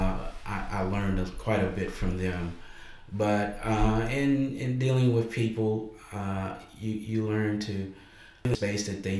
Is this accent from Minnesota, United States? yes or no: no; Charlotte County, Virginia, United States; moved away as an adult; now in South Boston, United States; I grew up in Charlotte County, the neighboring county here